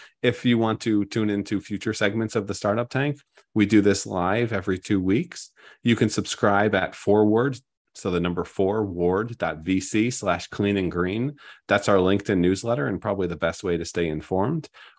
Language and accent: English; United States; now in Switzerland; I'm American.